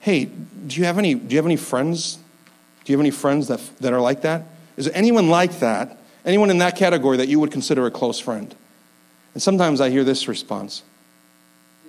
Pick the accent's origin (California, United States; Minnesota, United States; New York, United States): New York, United States; upstate; I'm from upstate New York